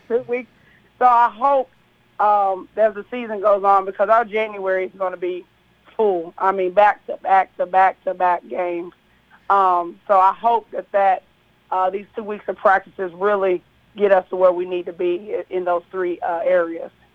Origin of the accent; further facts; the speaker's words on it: Kentucky, United States; now in Tennessee, United States; I'm from Kentucky